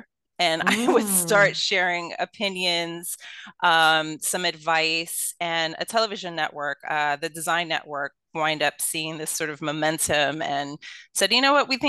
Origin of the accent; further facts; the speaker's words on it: Brooklyn, New York, United States; accent: Brooklyn; Yeah, well, I am a true Brooklynite. So I was born and raised in Brooklyn, born and raised in Brooklyn Hospital, went to Brooklyn College.